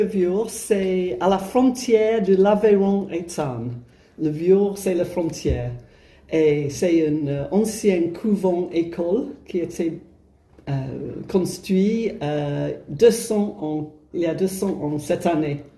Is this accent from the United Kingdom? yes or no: yes; England, United Kingdom; French is a second language; moved away as an adult; now in France; je suis anglaise et je suis venue en France il y a plus de 20 ans et, euh, pour habiter au couvent.